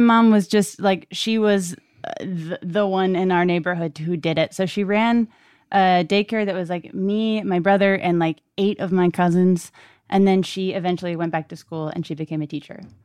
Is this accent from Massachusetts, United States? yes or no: yes; Brockton, Massachusetts, United States; moved away; I'm from Brockton, Massachusetts.